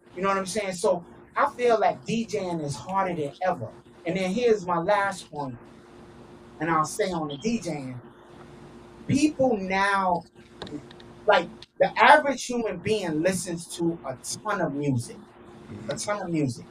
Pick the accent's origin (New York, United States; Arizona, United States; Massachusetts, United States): New York, United States; now in Miami, United States; I'm from New York. I'm spinning down here in Miami.